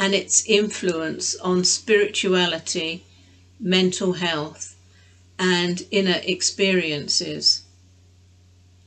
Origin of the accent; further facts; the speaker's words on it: England, United Kingdom; My sister and I, we were brought up as English